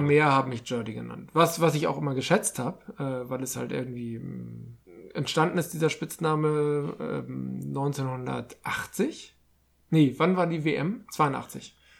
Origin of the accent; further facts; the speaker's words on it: Hamburg, Germany; als Hamburger